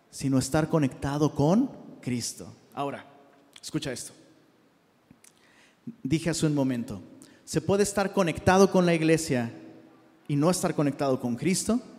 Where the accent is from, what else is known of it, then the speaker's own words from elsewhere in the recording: Taxco, Guerrero, Mexico; Y, de hecho, ahora que fui a Tasco, sí sabías que soy de Tasco, ¿eh?